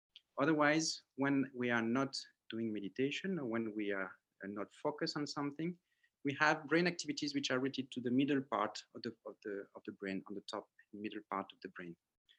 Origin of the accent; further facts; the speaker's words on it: French Polynesia; born there; Yeah, so I was born in Tahiti from a French father, Cambodian mother, Vietnamese grandmother, and Chinese great-grandfather.